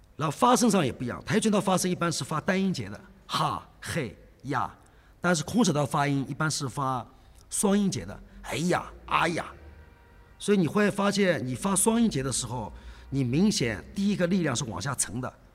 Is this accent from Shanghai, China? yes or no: yes; Shanghai, China; 我一开始是在四川北路，因为那个年代作为上海人而言，四川北路是 最好的一个地方